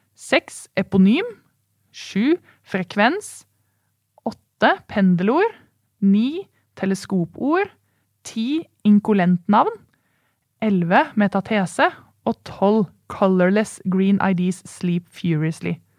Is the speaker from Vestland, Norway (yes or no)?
no; Oslo, Norway; also born or lived in Bærum; Jeg er jo født i Bærum, så da er jeg en bæring. Ja. Men jeg kommer fra Oslo.